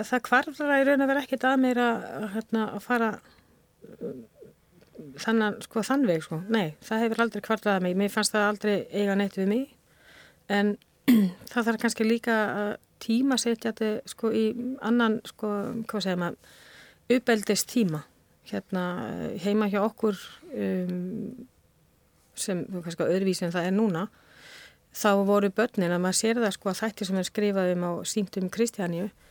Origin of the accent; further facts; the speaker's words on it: Spain; Icelandic is a second language; moved away as an adult; also born or lived in Denmark / Netherlands; now in Iceland; á unglingsárum eldst ég upp á Spáni